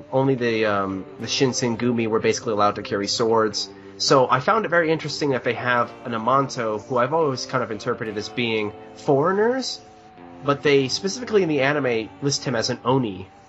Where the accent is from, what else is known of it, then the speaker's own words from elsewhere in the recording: United States; I'm American